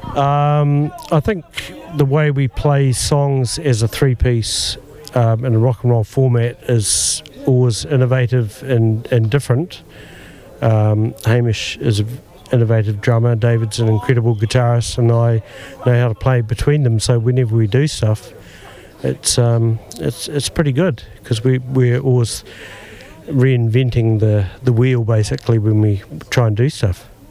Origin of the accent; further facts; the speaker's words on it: Mosgiel, Otago, New Zealand; I grew up in Mosgiel